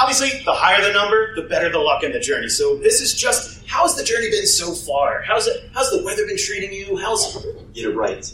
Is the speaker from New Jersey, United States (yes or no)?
yes; New Jersey, United States; I come from New Jersey